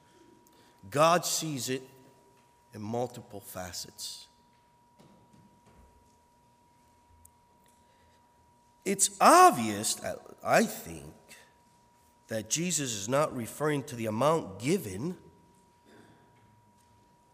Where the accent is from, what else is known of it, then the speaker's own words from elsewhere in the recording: United States; me as an American